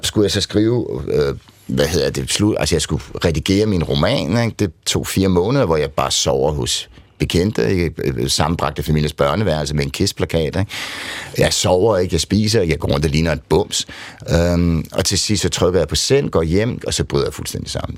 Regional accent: Nykøbing Falster, Zealand, Denmark; kommer jeg fra Nykøbing Falster

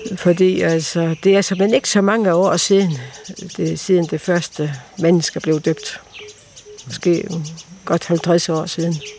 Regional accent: Denmark; moved away as an adult; also born or lived in Tanzania; now in Tarm, Denmark; komme hjem og måske opleve nogle år derhjemme i Danmark. Fordi at jeg har jo faktisk ikke boet i, Danmark siden i 61

